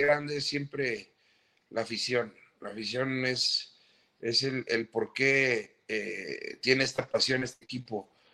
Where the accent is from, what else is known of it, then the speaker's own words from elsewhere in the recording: Mexico; somos los mexicanos